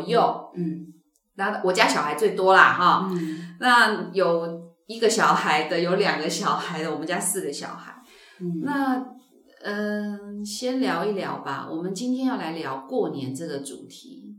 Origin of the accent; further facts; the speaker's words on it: Tainan, Taiwan; now in Taipei, Taiwan; 我跟我老公，我们都是台南人，所以我们孩子，尤其是第一个孩子出生的时候，我们就是住在台南